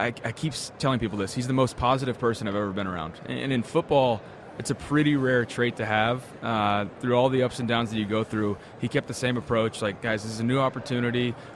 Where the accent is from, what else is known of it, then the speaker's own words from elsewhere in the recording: Texas, United States; Growing up in Texas, he did as well.